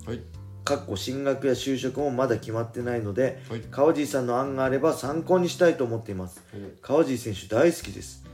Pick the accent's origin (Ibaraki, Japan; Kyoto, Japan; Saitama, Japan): Ibaraki, Japan; Tsuchiura; 基本は自分の地元の、まあ、茨城県土浦市の